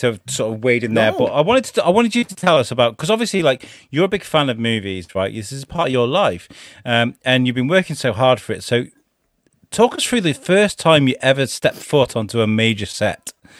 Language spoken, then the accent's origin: English; United Kingdom